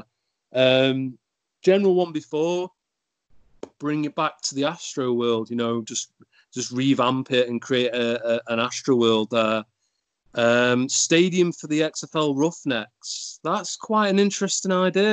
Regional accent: United Kingdom; being British

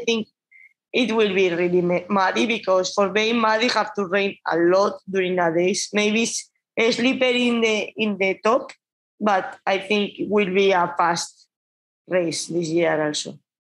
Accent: Basque Country, Spain; English is a second language; moved away as an adult; also born or lived in Catalonia; I'm from Basque Country

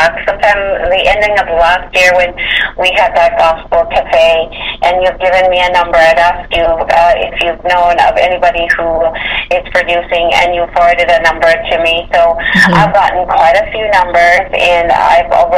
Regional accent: Jamaica; growing up in Jamaica

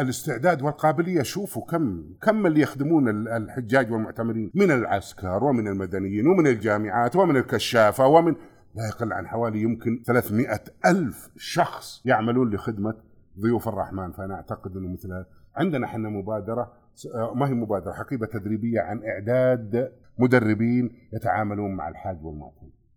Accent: Saudi Arabia; احنا كسعوديين

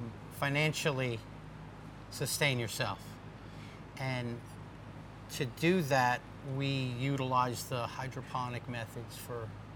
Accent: New Jersey, United States; We grew up in New Jersey. We moved out to Pennsylvania when we first got together over 25 years ago now.

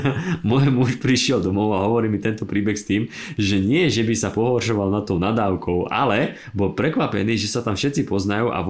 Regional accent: Trenčín, Trenčín Region, Slovakia; now in Bratislava, Slovakia; pôvodne z Trenčína a do Bratislavy som prišla bývať v roku 2000.

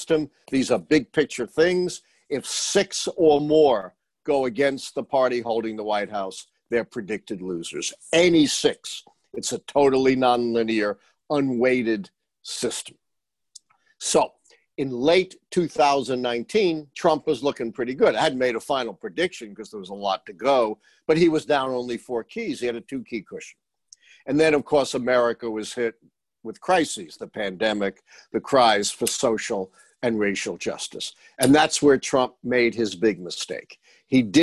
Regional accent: New York, United States; I'm a New Yorker, a longtime Yankee fan.

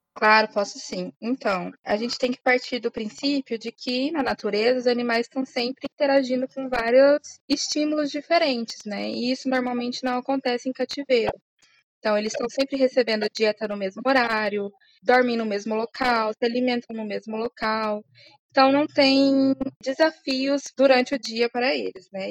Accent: Uberlândia, Minas Gerais, Brazil; moved away as an adult; now in São Paulo, Brazil; no Zoológico de Uberlândia, lá da minha cidade

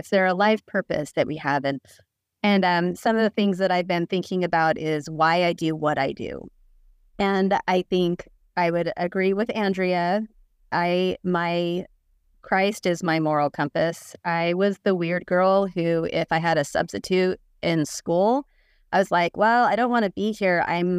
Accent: Salt Lake City, Utah, United States; moved away as an adult; also born or lived in Utica, New York; now in Seattle, United States; I grew up in Salt Lake, served a mission with Andrea, and we were in Utica, New York mission.

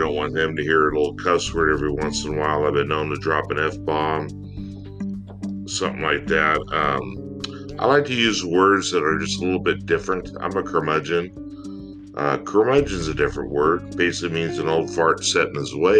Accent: United States; being an American

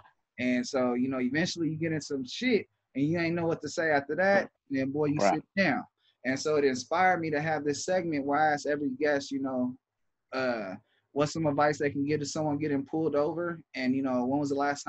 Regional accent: Los Angeles, California, United States; growing up in California, period, like I grew up in L.A.

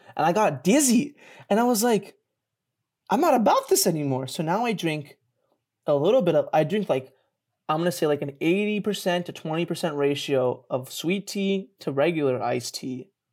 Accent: Flemington, New Jersey, United States; moved away; I grew up in Jersey.

